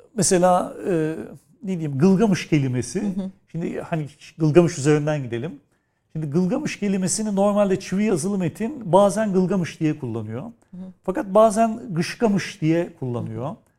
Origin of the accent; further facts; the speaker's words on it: Istanbul, Turkey; Özellikle doğduğum yer Kadirga, büyüdüğüm yer Nişancı.